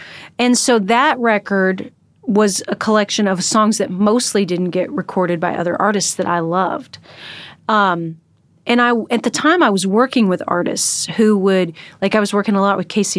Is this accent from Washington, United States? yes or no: yes; Washington, United States; He's from Texas and I'm from Washington.